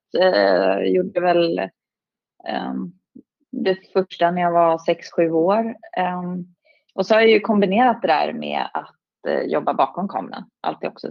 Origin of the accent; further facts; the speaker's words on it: Stockholm, Stockholm County, Sweden; jag är ju från, från Stockholm